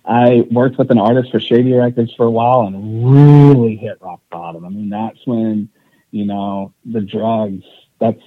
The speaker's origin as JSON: {"language": "English", "region": "East Texas", "country": "United States", "tie": "born or raised there", "said": "I grew up in East Texas"}